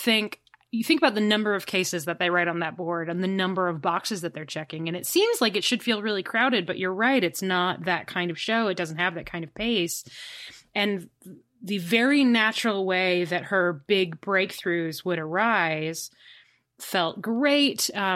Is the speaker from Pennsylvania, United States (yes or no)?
no; Chicago, Illinois, United States; I'm from Chicago. I definitely know and understand other cultures.